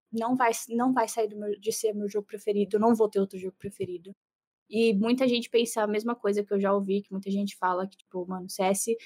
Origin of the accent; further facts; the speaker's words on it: Santos, São Paulo, Brazil; você é de Santos, eu também sou de Santos